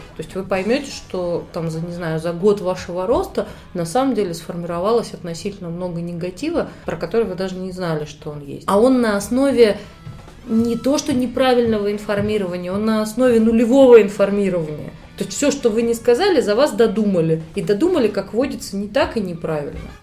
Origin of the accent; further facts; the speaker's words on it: Moscow, Russia; Я из Москвы, мне 36